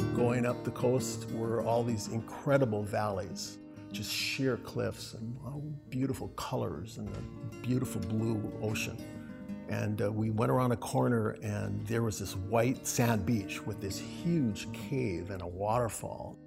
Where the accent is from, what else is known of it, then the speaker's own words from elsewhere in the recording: Hawaii, United States; I grew up in Hawaii